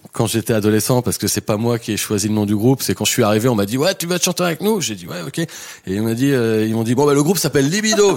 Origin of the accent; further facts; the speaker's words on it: Eu, Normandy, France; also born or lived in Abbeville / Chinon / Paris; now in Étampes, France; j'ai grandi en Normandie, donc à eux